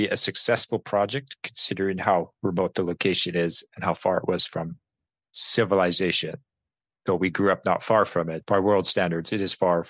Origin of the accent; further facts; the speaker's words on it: Peace Country, British Columbia, Canada; That's one of the reasons in our heritage why we are from the Peace Country.